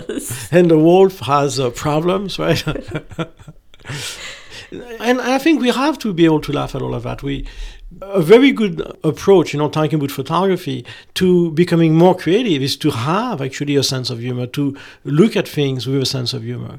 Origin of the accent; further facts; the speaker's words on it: France; I'm French